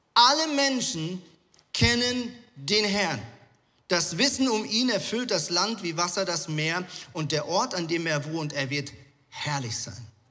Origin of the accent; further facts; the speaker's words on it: Zurich, Switzerland; now in Hamburg, Germany; Ja, ich bin ja in Zürich äh, aufgewachsen, beziehungsweise habe viele Jahre in Zürich gelebt.